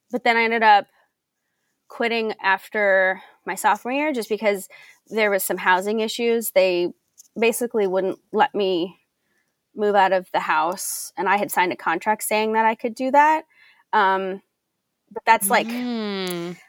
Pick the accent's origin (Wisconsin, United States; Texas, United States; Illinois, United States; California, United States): Illinois, United States; Belleville; moved away; in Belleville, Illinois. So I grew up. This is my hometown